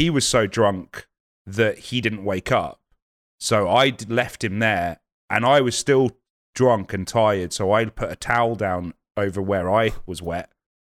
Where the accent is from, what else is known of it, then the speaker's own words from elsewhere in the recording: United Kingdom; I don't want to eat any foreign muck. So I'm super British like that.